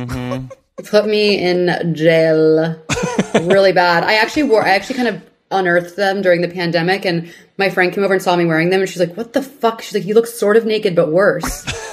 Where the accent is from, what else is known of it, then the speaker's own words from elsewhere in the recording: Houston, Texas, United States; moved away; I'm from Houston.